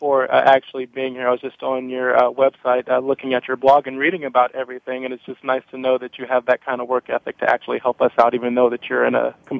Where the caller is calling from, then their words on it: Chicago, Illinois, United States; I'm from Chicago.